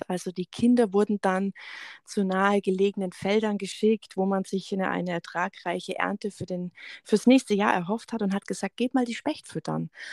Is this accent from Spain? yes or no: no; Augsburg, Bavaria, Germany; ich bin äh, ursprünglich aus dem Augsburger Raum.